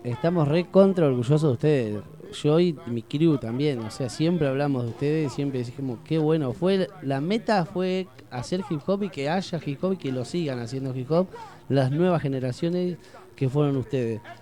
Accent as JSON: {"language": "Spanish", "town": "Tandil", "region": "Buenos Aires Province", "country": "Argentina", "tie": "born or raised there", "also_born_or_lived": "Tres Arroyos", "said": "yo nací en Tres Arroyos, pero me vine a Tandil a los cuatro años"}